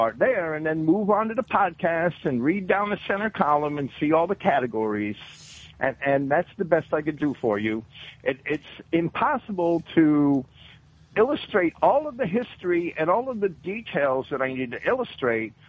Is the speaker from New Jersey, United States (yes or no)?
yes; New Jersey, United States; now in Florida, United States; I was raised in New Jersey, and I'm a Yankee